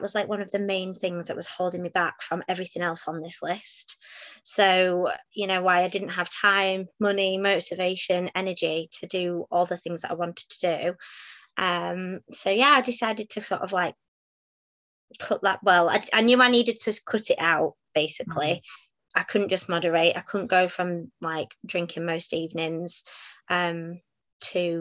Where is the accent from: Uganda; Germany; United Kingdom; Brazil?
United Kingdom; Halifax, Yorkshire and the Humber; also born or lived in Manchester; I'm from Halifax